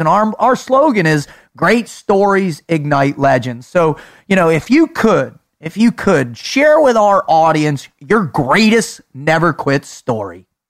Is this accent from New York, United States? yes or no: no; South Florida, United States; I grew up in South Florida where the retirees are